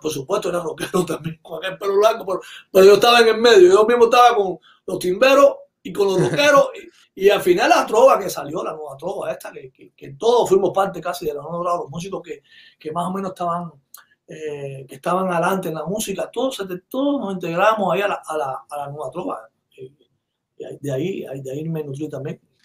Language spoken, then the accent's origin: Spanish; San Cristóbal, Artemisa, Cuba; moved away as an adult; also born or lived in Havana; now in Miami, United States; cerca donde yo nací, yo nací en Arroyo Grande, en un, pueblecito ahí. Entonces ahí en, la, en el quinto grado